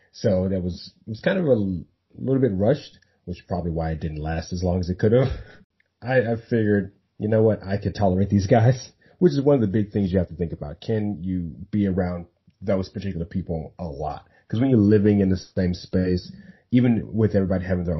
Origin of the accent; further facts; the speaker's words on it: Dallas, Texas, United States; I'm from Dallas